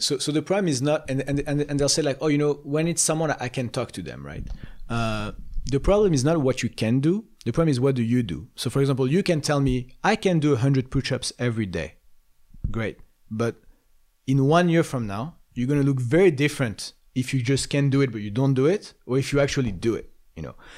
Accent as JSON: {"language": "English", "town": "Paris", "region": "Île-de-France", "country": "France", "tie": "born or raised there", "moved": "yes", "said": "I grew up in Paris"}